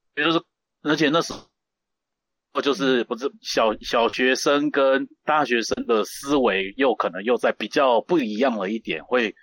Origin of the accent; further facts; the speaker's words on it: Taipei, northern Taiwan, Taiwan; also born or lived in Hualien, Taiwan; 从小就是在北部长大嘛嗯。然后有一段时间的话，跑到跑到东部花莲去了哇。然后小学毕业以后又再搬，又再搬回北部了